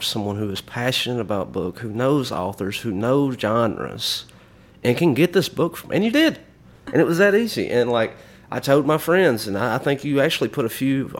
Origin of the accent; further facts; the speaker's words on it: United States; Kennedy Millport, where I went to school and grew up